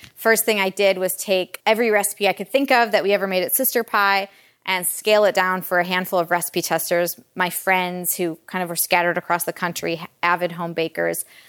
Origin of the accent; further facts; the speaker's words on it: Detroit, Michigan, United States; also born or lived in Kalamazoo, Michigan / New York; I grew up in the Metro Detroit area